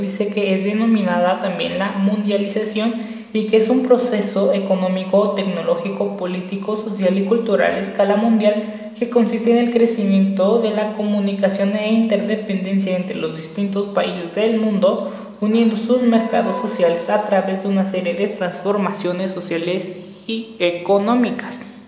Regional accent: Mexico; los mexicanos como tal estamos constituidos por muchas, muchas, muchas culturas

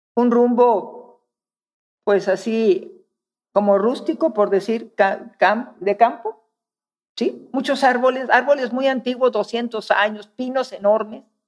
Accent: northern Mexico, Mexico; moved away; Soy norteña

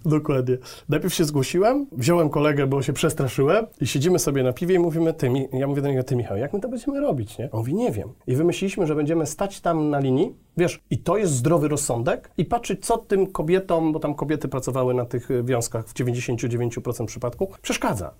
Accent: a small town near Jelenia Góra, Lower Silesian Voivodeship, Poland; also born or lived in Wrocław / Germany; ja pochodzę z Jeleniej Góry, z mhm. małej miejscowości pod Jelenią Górą właściwie

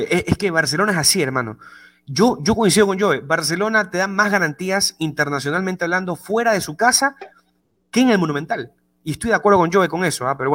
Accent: Ecuador; Eh, yo soy ecuatoriano, ¿ok? Por ende, yo siempre voy a defender a los equipos de mi país cuando están internacionalmente compitiendo.

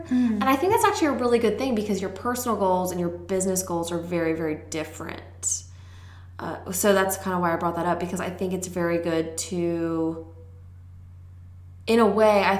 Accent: Maryland, United States; moved away; I am from kind of like a very rural place where we don't even have a school or fire department or cable or internet.

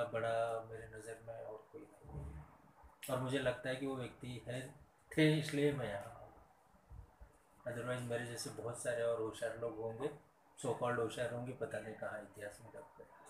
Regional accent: Buldhana district, Maharashtra, India; also born or lived in Pune / Bhadravati, Chandrapur district / Nagpur; सबसे पहले मैं मेरे गांव में था पहला पहली कक्षा मेरी दूसरी तीसरी मैं पूना के पास देव रोड है वहाँ पर रहा फिर चौथी के लिए फिर मेरे गांव में आया फिर पाँचवीं छठी सातवीं लगभग बीस किलोमीटर दूर हमारे बड़े पापा रहते थे उनके पास रह के पढ़ा ये बुल्ढाना ज़िले की बात है

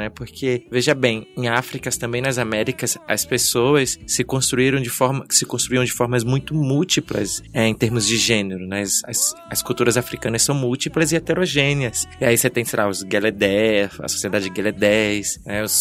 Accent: Northeast Region, Brazil; Que novidade que eu sou nordestina.

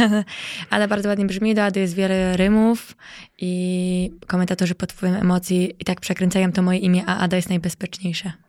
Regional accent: Bydgoszcz, Kuyavian-Pomeranian Voivodeship, Poland; moved away as an adult; now in Warsaw, Poland; Wiesz to ja dorastałam na Błoniu tak naprawdę, okay. bo y, w Fordonie mieszkałam mm, to dzieciństwo

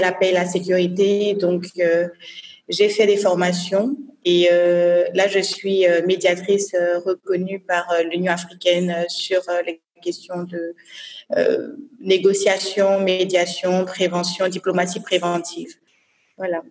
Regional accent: Côte d’Ivoire; also born or lived in New York; je suis ivoirienne, déjà. Donc, euh, j'ai principalement fait mes études en Côte d'Ivoire

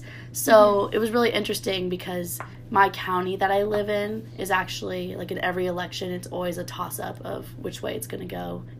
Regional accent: Camas, Washington, United States; moved away as an adult; also born or lived in Seattle, Washington; I'm from Vancouver, Washington. Well, actually, Camas, Washington, which is right outside of Portland, Oregon. So technically, I'm an in-state student at UW, but I practically grew up in Oregon. I consider myself more of an Oregonian than a Washingtonian.

